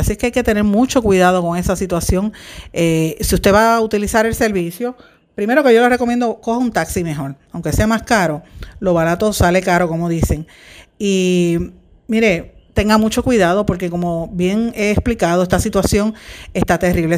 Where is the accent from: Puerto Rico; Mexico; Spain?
Puerto Rico; nosotros como puertorriqueños hemos estado viviendo